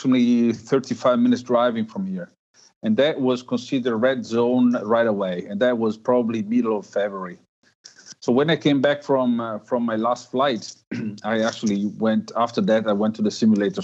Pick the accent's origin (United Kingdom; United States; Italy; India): Italy; myself and the TRI and the TRE are Italian